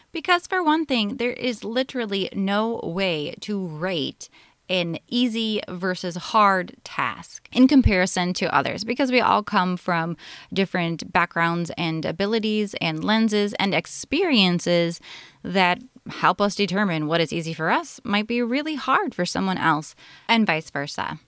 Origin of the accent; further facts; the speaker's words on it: Minnesota, United States; I'm from Minnesota in the United States